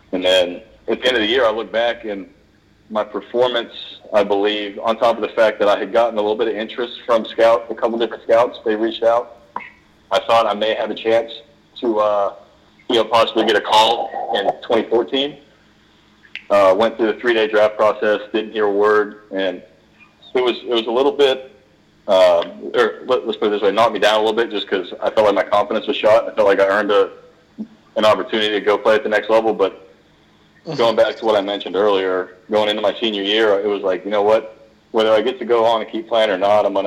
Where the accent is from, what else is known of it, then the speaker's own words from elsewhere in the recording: Texas, United States; I was born and raised in Texas. I'm the first generation Texan in my family, but grew up going to Arlington, to the ballpark to watch the Rangers play